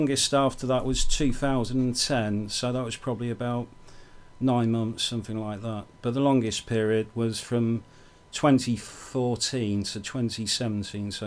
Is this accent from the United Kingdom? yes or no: yes; Banbury, South East England, United Kingdom; moved away; I'm from Banbury originally